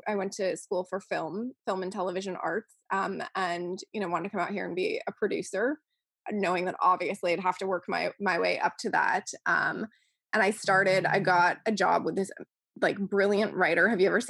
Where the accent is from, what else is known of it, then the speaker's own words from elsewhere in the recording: Buffalo, New York, United States; now in Los Angeles, United States; I came out to LA from Buffalo, New York, where I was a vegan. And when you're a vegan in Buffalo, especially the amount of years ago that it was that I moved from there